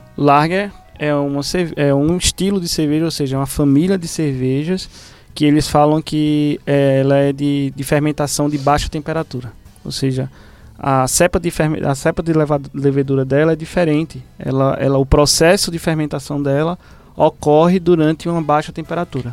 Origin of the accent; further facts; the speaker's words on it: Recife, Pernambuco, Brazil; moved away; em Recife, de onde eu vim